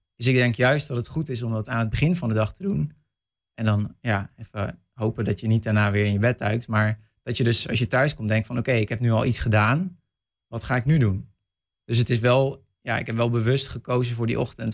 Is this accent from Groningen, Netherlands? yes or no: no; North Brabant, Netherlands; moved away; ik kom zelf uit West-Brabant, dus mijn ouders wonen ver weg